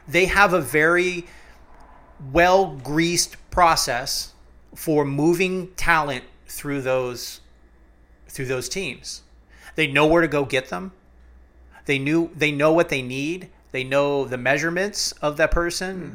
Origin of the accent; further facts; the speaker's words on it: Cleveland, Ohio, United States; I'm from cleveland. I was born in Cleveland